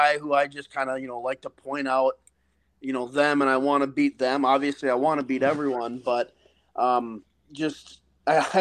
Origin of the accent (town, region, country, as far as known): North Dakota, United States; born or raised there; moved away as an adult; now in Tampa, United States